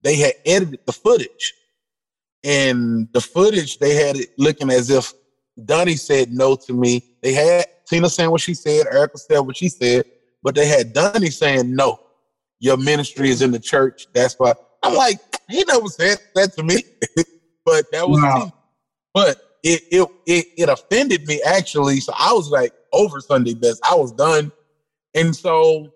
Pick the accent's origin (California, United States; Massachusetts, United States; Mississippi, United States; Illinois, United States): Mississippi, United States; Canton; also born or lived in Camden, Mississippi; I'm from Canton, Mississippi